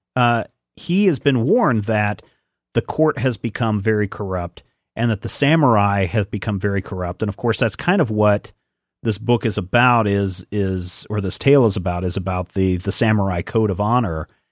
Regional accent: United States; I'm American

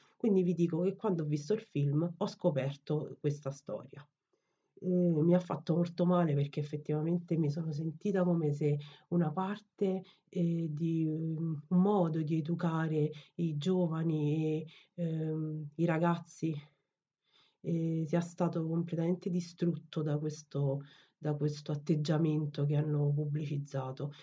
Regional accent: Naples, Campania, Italy; now in Rome, Italy; io sono napoletana, secondo me oggi più che mai si sente

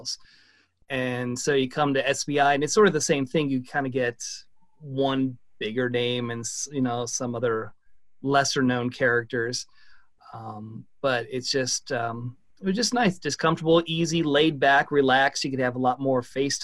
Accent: Cleveland, Ohio, United States; moved away as an adult; now in Cincinnati, United States; I'm from Cleveland

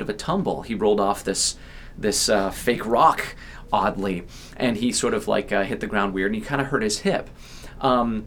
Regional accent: Ohio, United States; moved away as an adult; also born or lived in New York City, United States / Boston, United States; I'm from Ohio

